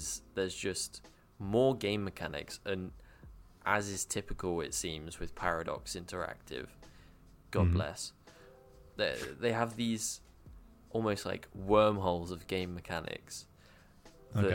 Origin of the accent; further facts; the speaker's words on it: England, United Kingdom; I'm representing England because I'm English